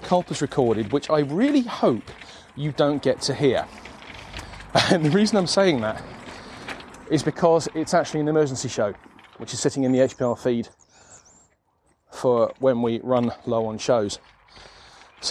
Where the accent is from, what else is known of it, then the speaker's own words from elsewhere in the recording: southern England, United Kingdom; now in South Yorkshire, United Kingdom; I'm not a South Yorkshire native. I'm actually from the south of the UK, you know. I'm from southern England